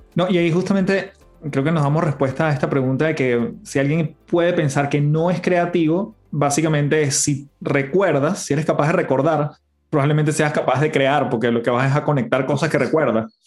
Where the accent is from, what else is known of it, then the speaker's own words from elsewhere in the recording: Caracas, Capital District, Venezuela; moved away as an adult; Una casa en, Caracas. En Venezuela